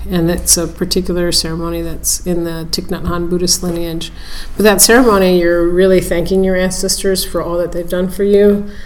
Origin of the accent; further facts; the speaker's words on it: San Francisco, California, United States; I was born and raised in San Francisco area.